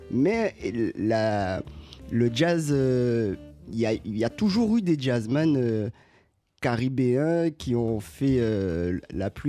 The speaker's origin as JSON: {"language": "French", "country": "Guadeloupe", "tie": "born or raised there", "said": "moi j'ai grandi en Guadeloupe."}